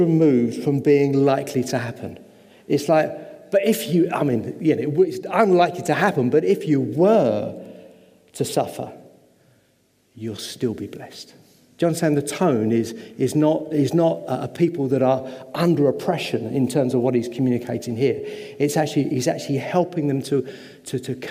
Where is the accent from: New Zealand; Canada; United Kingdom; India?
United Kingdom; England; I am English